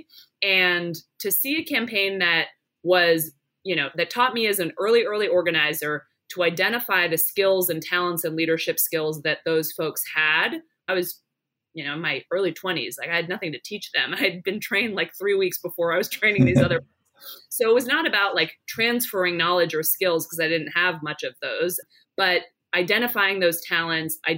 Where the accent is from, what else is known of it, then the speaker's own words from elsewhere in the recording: Palo Alto, California, United States; moved away as an adult; also born or lived in Philadelphia; grew up in Northern California, in Palo Alto, so just outside of San Francisco